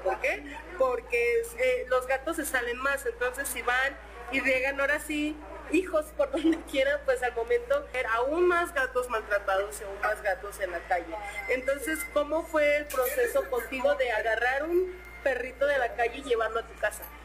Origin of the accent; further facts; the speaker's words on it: Mexico; a los meros mexas, a los meros metaleros mexicanos que somos nosotros